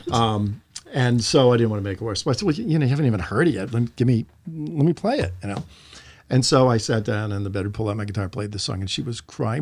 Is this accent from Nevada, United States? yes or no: no; Bryn Mawr, Pennsylvania, United States; There was a place called the Main Point where I grew up in Bryn Mawr, Pennsylvania